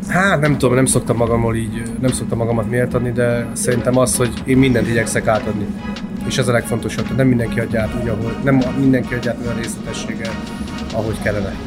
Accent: Hungary; also born or lived in Austria; kétféle ilyen honfitársam létezik, aki abszolút kint érzi magát, és aki csak abszolút itthon. Én meg vagyok az utóbbi

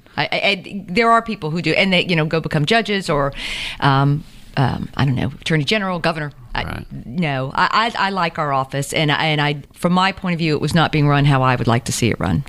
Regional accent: Savannah, Georgia, United States; also born or lived in Statesboro / Cherokee County; I grew up in Windsor

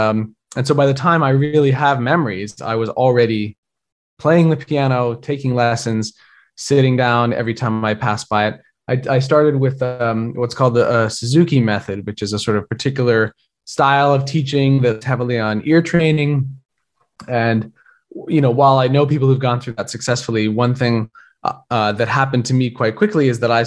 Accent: Helena, Montana, United States; now in New York, United States; I grew up in Montana

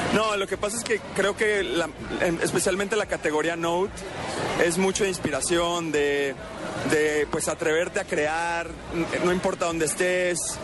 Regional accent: Mexico; yo soy de México

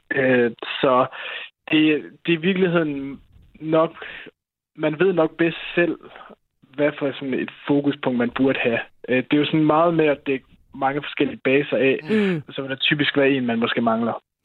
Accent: Denmark; som mand og som dansker

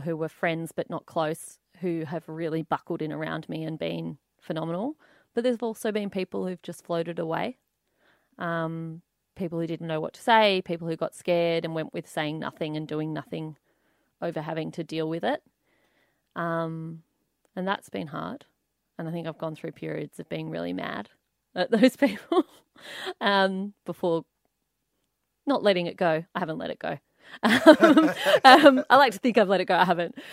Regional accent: Canberra, Australian Capital Territory, Australia; I grew up in Canberra from about age three and a half

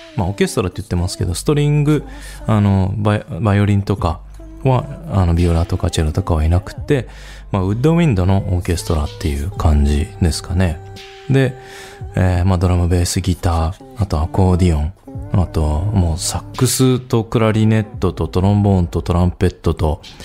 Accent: Nagato, Yamaguchi, Japan; 出身が山口県の長門市カつくっていう場所

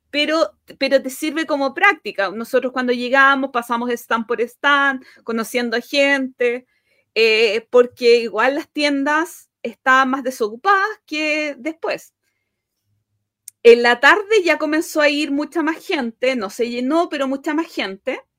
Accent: Chile; como buen chileno, parece Mm. como, buen latinoamericano

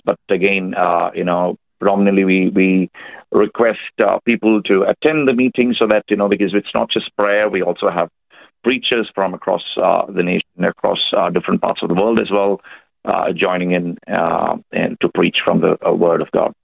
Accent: India; now in Australia; I'm uh, an Indian. Uh, I've uh, come here 10 years ago, so at the moment I'm Australian

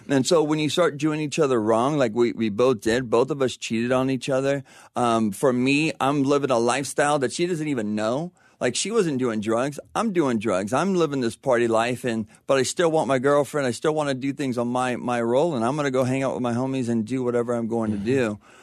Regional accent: La Verne, California, United States; also born or lived in Panorama City, California; parents moved over to, um, Laverne in, when I was about a year. So I grew up there, yeah, my whole life

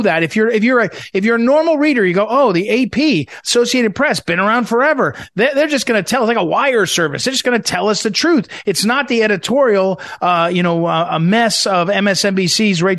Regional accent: Missouri, United States; my home state, Missouri

